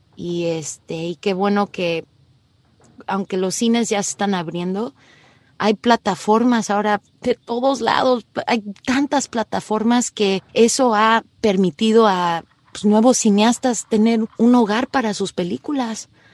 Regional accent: Mexico; moved away; me fui de México hace tantos años

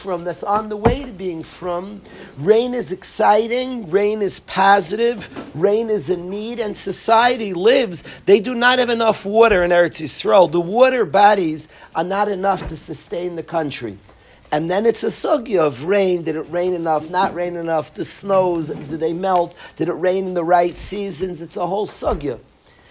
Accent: United States; I come from America

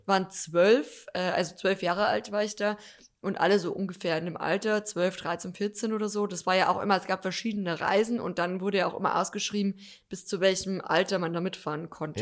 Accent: Deggendorf, Bavaria, Germany; also born or lived in Munich; hier, wo ich aufgewachsen bin

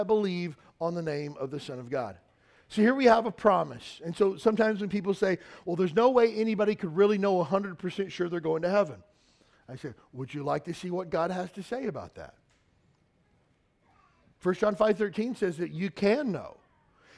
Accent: Western Kentucky, United States; now in Honolulu, United States; I grew up in Western Kentucky

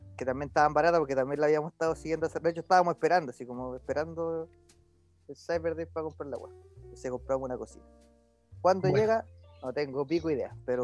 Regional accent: Chile; como somos los chilenos

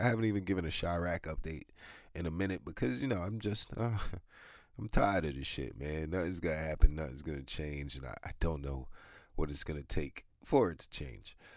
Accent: New York, United States; I'm from New York

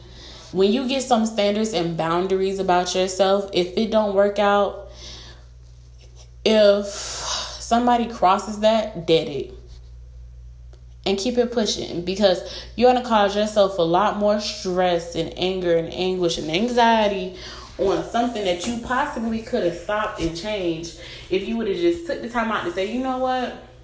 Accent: Florida, United States; I've had a couple of people in my life who were with me from when I was a little girl, like growing up in Broward.

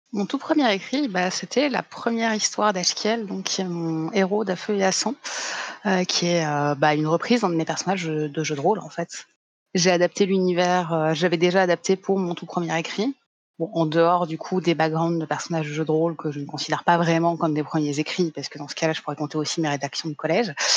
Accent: Paris, Île-de-France, France; à la base, je viens de Paris, la grande capitale

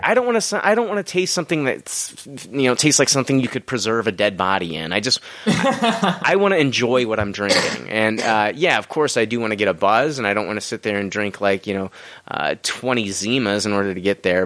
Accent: Peoria, Illinois, United States; moved away as an adult; now in Decatur, United States; I'm originally from Peoria

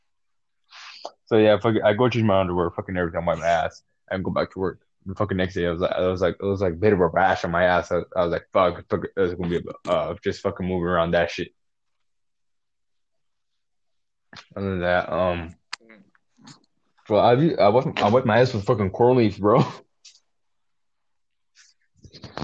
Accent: Mexico; first language Spanish; English is a second language; both of us are Mexican, and at least my first language is Spanish, so I speak Spanish better than English

